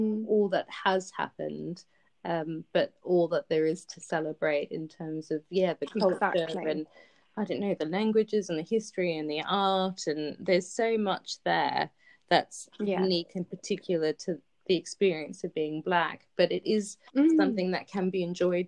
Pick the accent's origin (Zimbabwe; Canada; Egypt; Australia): Australia; now in London, United Kingdom; growing up in Australia